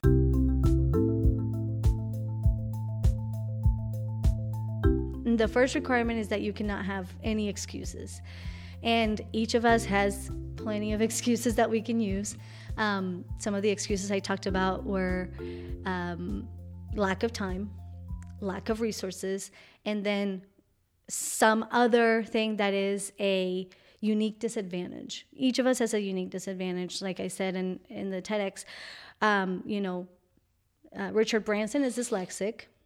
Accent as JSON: {"language": "English", "country": "Colombia", "second_language": "English", "moved": "yes", "said": "I'm from Colombia. And, and my mom taught me English through real and meaningful interactions when I was in Colombia"}